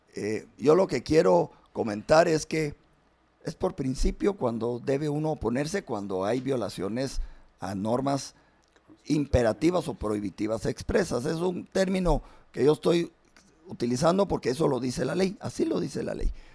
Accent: Guatemala; yo como, como ciudadano guatemalteca

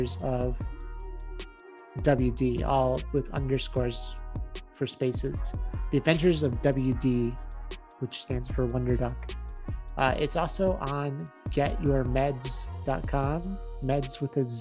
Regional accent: Chicago, Illinois, United States; we're like from Chicago

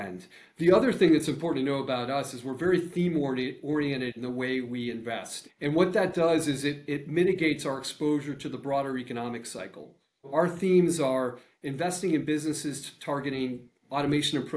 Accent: Central Connecticut, United States; I was 20 years ago growing up in Central Connecticut

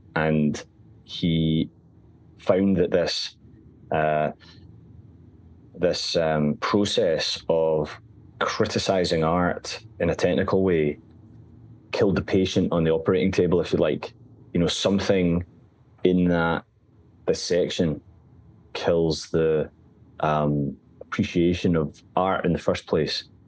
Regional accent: Glasgow, Scotland, United Kingdom; I've spent most of my life in Glasgow. I think I've, I've been in the south side for just about five years, four and a half. Yeah. Um, and, you know, I grew up in the West End

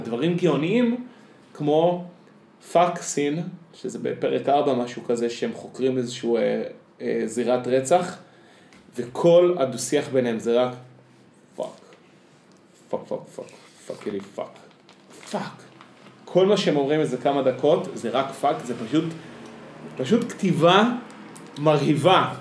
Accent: Israel; אני בתור קיבוצניק

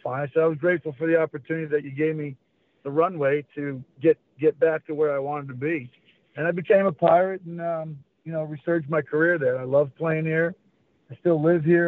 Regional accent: Syracuse, New York, United States; I loved where I grew up in Syracuse, New York

